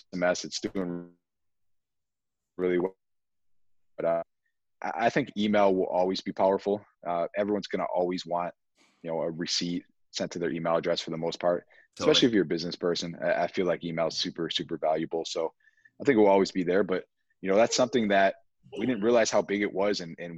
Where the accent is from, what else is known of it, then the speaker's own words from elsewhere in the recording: Buffalo, New York, United States; we're born and raised in Buffalo, so I used to cross the border all the time